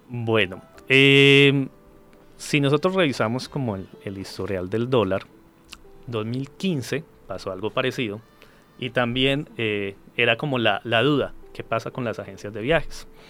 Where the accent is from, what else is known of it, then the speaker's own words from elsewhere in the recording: Colombia; soy de Colombia